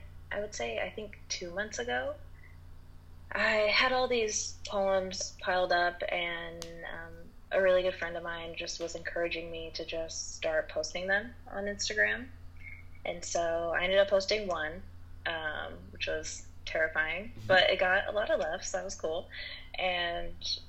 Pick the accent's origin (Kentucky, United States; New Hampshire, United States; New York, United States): New York, United States; Rochester; also born or lived in Portland, Oregon; now in Los Angeles, United States; I am from Rochester, New York, and lived in Portland, Oregon for a while, and now I'm